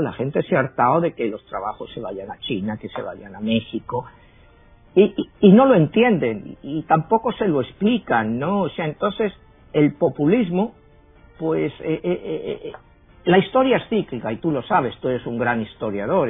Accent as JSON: {"language": "Spanish", "town": "Madrid", "region": "Community of Madrid", "country": "Spain", "tie": "born or raised there", "also_born_or_lived": "New York, United States", "moved": "as an adult", "lives_now": "United States", "said": "yo nací en Madrid, eh, a los 25 años vine a Estados Unidos"}